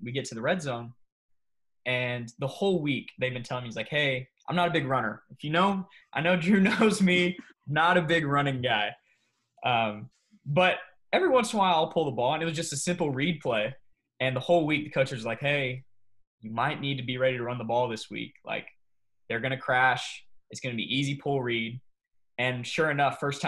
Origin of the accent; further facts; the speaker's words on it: Coppell, Texas, United States; growing up in Coppell, that's the thing to do is play youth football